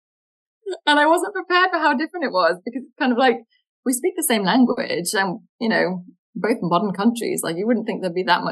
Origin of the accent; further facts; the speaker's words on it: United Kingdom; But I'm British